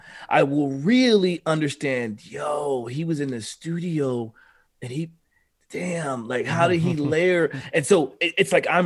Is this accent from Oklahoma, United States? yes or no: yes; Oklahoma, United States; I'm from Oklahoma.